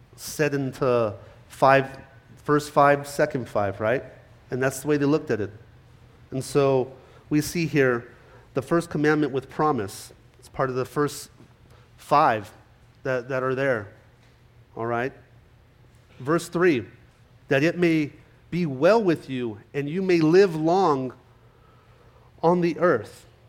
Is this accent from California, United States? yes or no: yes; California, United States; moved away; growing up in California, I was there till about 96